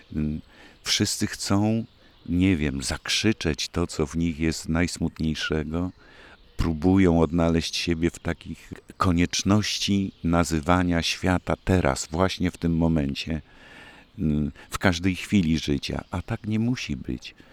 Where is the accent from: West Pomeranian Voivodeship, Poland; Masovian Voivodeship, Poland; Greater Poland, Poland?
West Pomeranian Voivodeship, Poland; Koszalin; moved away; z Koszalina nigdy nie wyjechałem i ciągle idę z ulicy Trauguta do przedszkola, które mieści się właśnie naprzeciwko rozgłośni Polskiego Radia Koszalińskiej